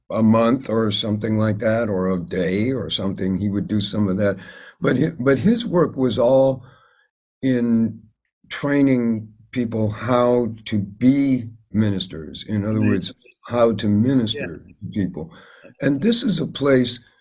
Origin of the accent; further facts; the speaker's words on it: Chicago, Illinois, United States; moved away; I grew up in Hyde Park, which is the neighborhood controlled by the University of Chicago. So it's on the south side of Chicago